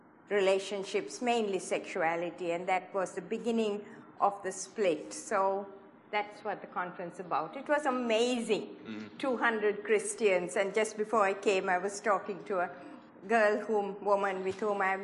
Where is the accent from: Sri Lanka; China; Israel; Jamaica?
Sri Lanka; moved away as an adult; also born or lived in Hawaii; I was born in Sri Lanka, in the tea plantations of Sri Lanka, a long, long time ago